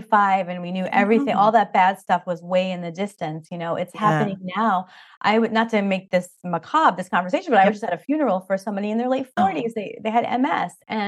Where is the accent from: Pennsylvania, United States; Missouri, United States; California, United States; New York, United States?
New York, United States; Long Island; moved away; we grew up in Long Island, New York, and whoever knows that area, it's really funny. The New York accents are very thick.